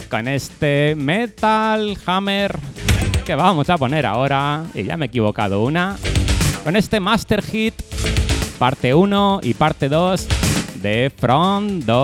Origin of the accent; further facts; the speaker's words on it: Elche, Valencian Community, Spain; yo soy de Elche, provincia de Alicante, y hoy he tenido el placer de pegarme un puente largo.